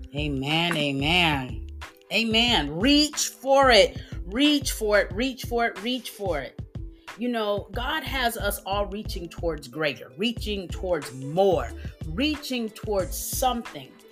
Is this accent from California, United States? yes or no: no; Texas, United States; I'm from Texas